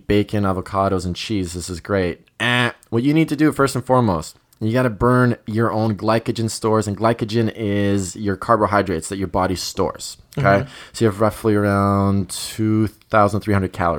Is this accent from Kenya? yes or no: no; Croatia; moved away; also born or lived in Germany; I'm originally from Croatia